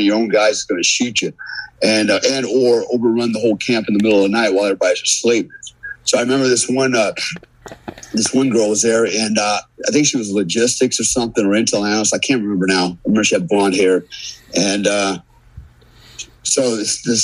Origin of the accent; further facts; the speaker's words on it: United States; as an American, man, as a warfighter